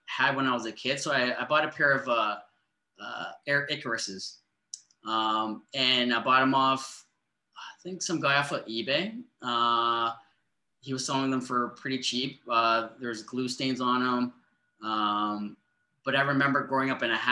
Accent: Toronto, Ontario, Canada; also born or lived in Markham / Milliken; I'm 40. I grew up in Scarborough. My parents moved us to a part of Markham

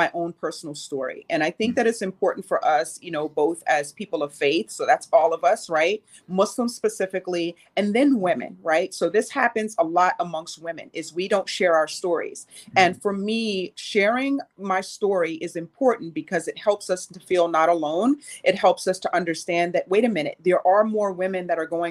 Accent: New York City, New York, United States; I grew up poor. I grew up here in New York City.

